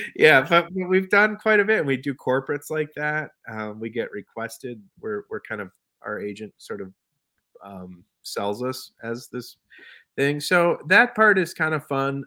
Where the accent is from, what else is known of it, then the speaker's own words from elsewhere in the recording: Minneapolis, Minnesota, United States; moved away as an adult; now in Bayfield County, United States; I was from Minneapolis.